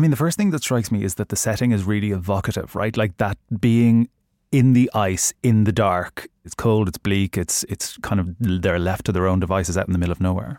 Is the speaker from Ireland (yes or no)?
yes; Ireland; I'm Irish